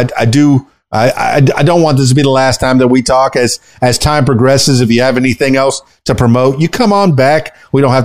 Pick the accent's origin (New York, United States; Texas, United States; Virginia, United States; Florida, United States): Florida, United States; Miami; now in Arkansas, United States; I was born in Miami, born and raised in Miami.